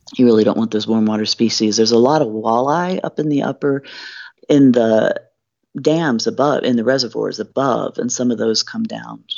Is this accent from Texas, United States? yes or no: no; Virginia, United States; moved away as an adult; also born or lived in Wyoming / Missoula, Montana; now in Helena, United States; I grew up in Virginia, and then my husband and I, um, had moved out to Wyoming